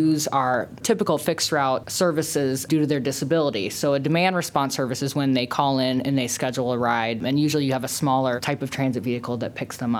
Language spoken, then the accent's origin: English; Evansdale, Iowa, United States; I grew up in the Waterloo metro area, actually suburb in Evansdale.